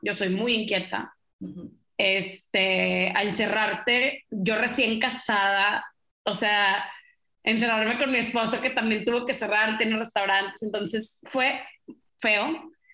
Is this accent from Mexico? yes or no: yes; Mexico; como somos los mexicanos, pues chismosos